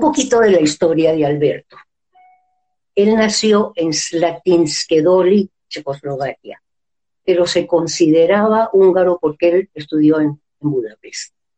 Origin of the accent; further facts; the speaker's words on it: San Cristóbal, Táchira, Venezuela; moved away as an adult; also born or lived in Peru / Mexico City, Mexico; Nací en San Cristóbal, estado Táchira, un 7 de octubre de 1937